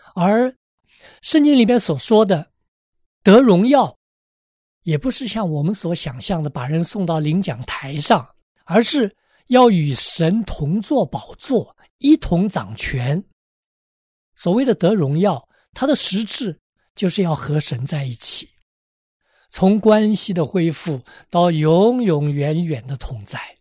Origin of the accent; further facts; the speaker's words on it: China; moved away; 我小时候，在国内的时候